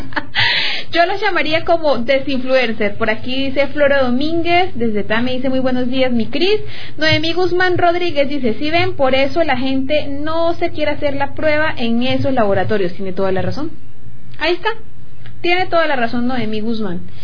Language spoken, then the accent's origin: Spanish; Llanero, Llanos Orientales, Colombia; Eso somos los llaneros